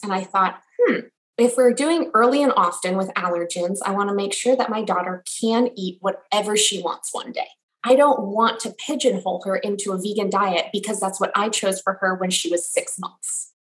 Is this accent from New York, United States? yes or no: no; Los Angeles, California, United States; now in Washington, D.C. area, United States; I'm originally from Los Angeles, and my husband and I now live in a suburb just outside of Washington, D.C.